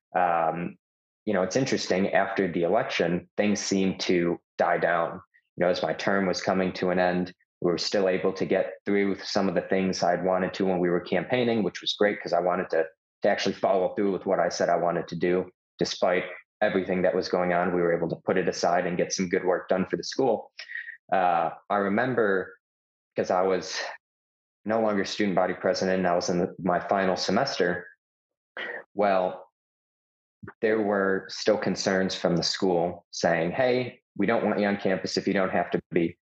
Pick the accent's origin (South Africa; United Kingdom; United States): United States; Chicago, Illinois; now in Tennessee, United States; I'm from Chicago, but lived in Tennessee for almost 10 years.